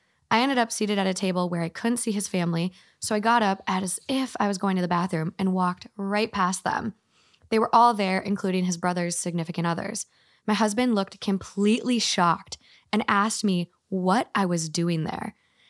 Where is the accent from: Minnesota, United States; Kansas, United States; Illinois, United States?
Minnesota, United States; I'm from Minnesota.